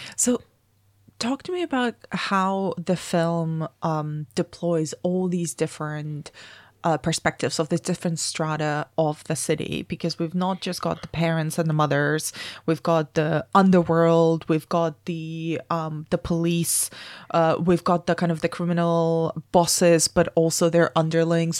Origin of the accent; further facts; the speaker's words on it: Spain; moved away; I grew up in Spain